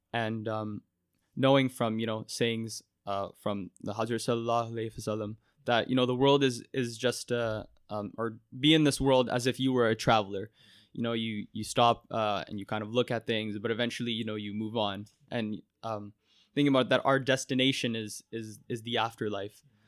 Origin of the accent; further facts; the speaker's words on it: Mississauga, Ontario, Canada; growing up in Mississauga is, is the only world I've really known